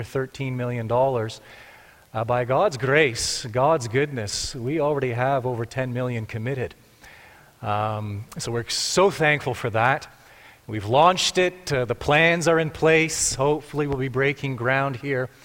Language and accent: English; Markham, Ontario, Canada; moved away as an adult; also born or lived in Texas; now in Cambridge, Canada; I grew up in Markham